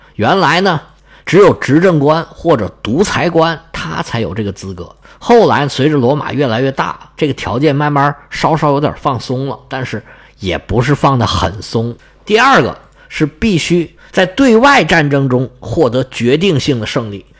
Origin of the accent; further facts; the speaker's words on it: China; 在我们中国人的价值观里面